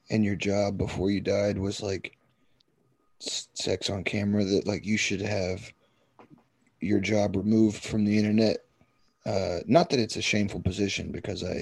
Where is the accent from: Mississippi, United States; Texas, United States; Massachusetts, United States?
Texas, United States; I'm from Texas